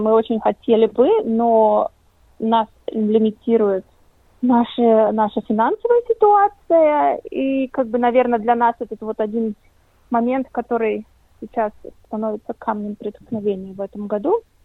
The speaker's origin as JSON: {"language": "Russian", "country": "Latvia", "moved": "yes", "lives_now": "Australia", "said": "я лично из Латвии"}